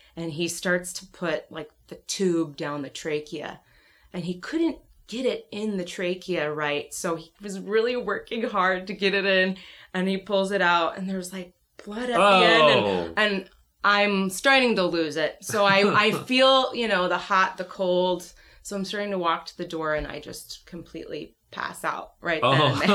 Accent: Duluth, Minnesota, United States; moved away as an adult; also born or lived in Rochester, New York; I'm from Duluth, Minnesota, and I started my, journey in music in high school

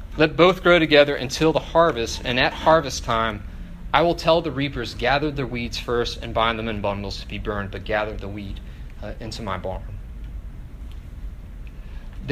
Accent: Northern Virginia, United States; also born or lived in Oakville, Ontario, Canada; I was born just outside of Toronto in a town called Oakville, though I grew up in Northern Virginia.

